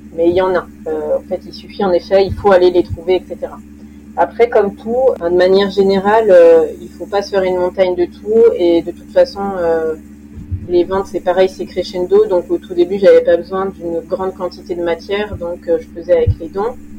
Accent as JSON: {"language": "French", "area": "Lyon region", "region": "Auvergne-Rhône-Alpes", "country": "France", "said": "mes parents habitaient dans la région lyonnaise et j'ai fait mes études là-bas"}